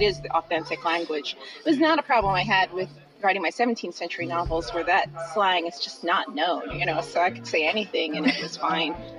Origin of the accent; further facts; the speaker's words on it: Philadelphia, Pennsylvania, United States; I grew up in Philadelphia